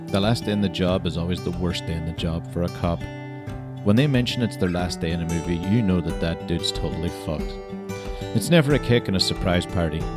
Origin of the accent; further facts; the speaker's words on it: Ireland; now in Scotland, United Kingdom; I'm Irish, but based in Scotland.